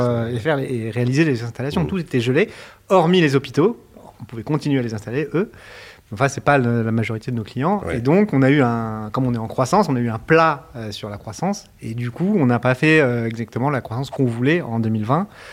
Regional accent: Montpellier, Occitania, France; moved away as an adult; also born or lived in Paris; j'ai grandi, euh, j'ai grandi à, Montpellier entre 8 ans et 20 ans, 25 ans

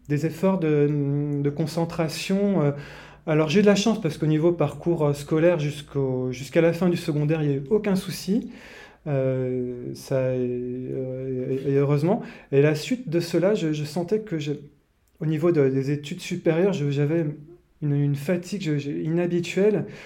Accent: Martinique, France; à l'origine, je viens des, pays chauds, de la Martinique.

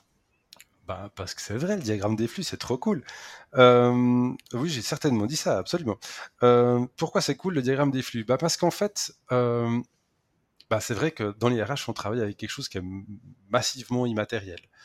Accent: Switzerland; accent: Swiss; je travaille en Suisse

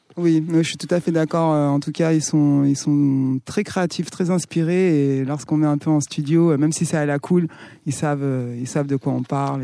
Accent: Santiago, Cape Verde; moved away; Je viens des îles du Cap-Vert, je suis née au Cap-Vert

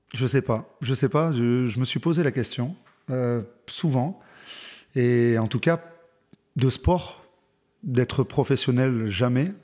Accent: Montélimar, Auvergne-Rhône-Alpes, France; moved away; also born or lived in Aix-en-Provence / Villeurbanne / Clermont-Ferrand; J'ai grandi, euh, dans le sud-est, à Montélimar

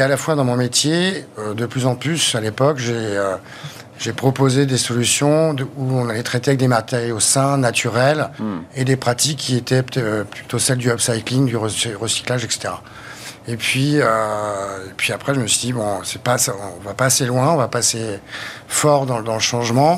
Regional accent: Brittany, France; je suis breton d'origine déjà. Donc, j'ai passé ma jeunesse au bord de la mer, ma jeunesse à la campagne.

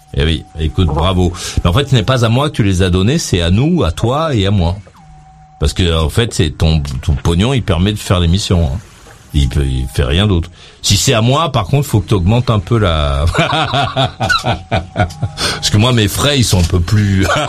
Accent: France; chez nous, en France

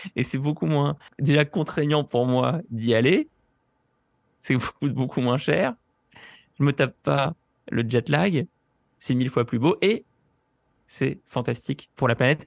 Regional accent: France; pour nous, la France

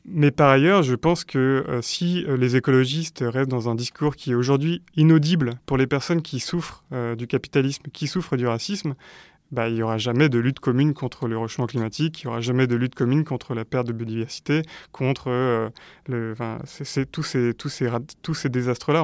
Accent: France; en tant que Français

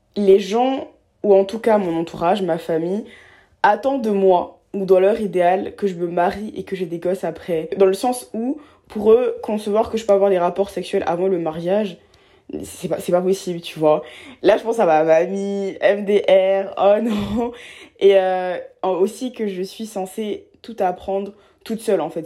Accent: Abidjan, Côte d’Ivoire; moved away; j'ai grandi à Abidjan, en Côte d'Ivoire, euh, en Afrique de l'Ouest

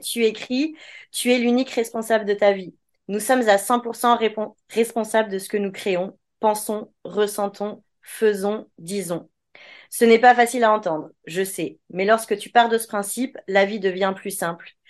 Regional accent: France; on est français, donc on dit que c'est en France

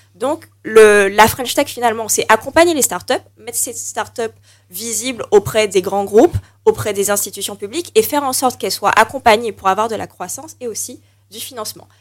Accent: Martinique; on est martiniquais

